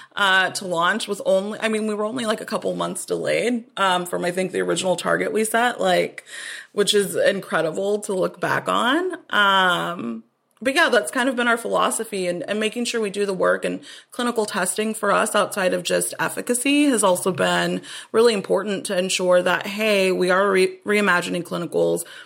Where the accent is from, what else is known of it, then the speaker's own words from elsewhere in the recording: Austin, Texas, United States; I'm from Austin originally